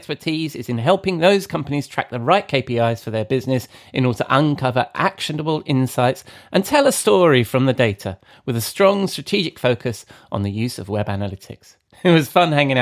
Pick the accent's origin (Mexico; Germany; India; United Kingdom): United Kingdom; England; I'm English